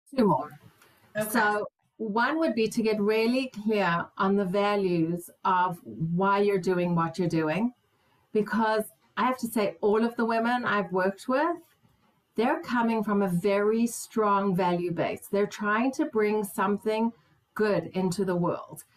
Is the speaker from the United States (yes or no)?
no; South Africa; moved away; also born or lived in Israel; as a South African woman